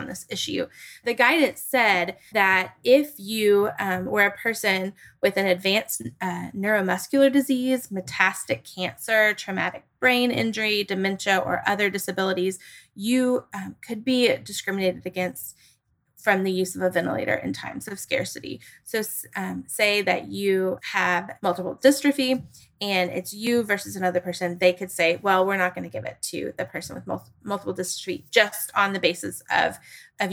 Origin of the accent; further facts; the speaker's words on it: Tennessee, United States; my home state of Tennessee